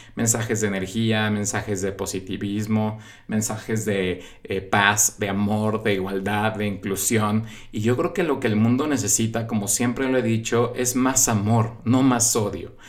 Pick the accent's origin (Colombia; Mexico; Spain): Mexico; en mi país, en México